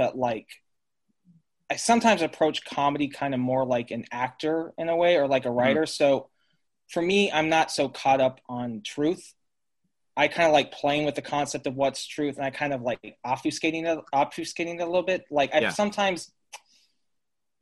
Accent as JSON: {"language": "English", "town": "Colorado Springs", "region": "Colorado", "country": "United States", "tie": "born or raised there", "also_born_or_lived": "San Luis Obispo, California", "said": "grew up in Colorado Springs, Colorado."}